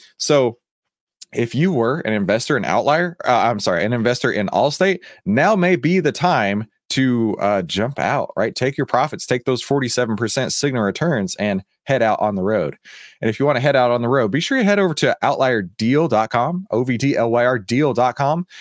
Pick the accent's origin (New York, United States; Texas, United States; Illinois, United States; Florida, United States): Texas, United States; Texas, my home state